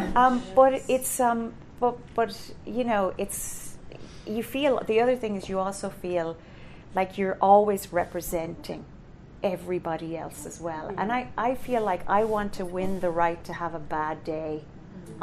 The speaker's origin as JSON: {"language": "English", "country": "Ireland", "said": "I'm Irish"}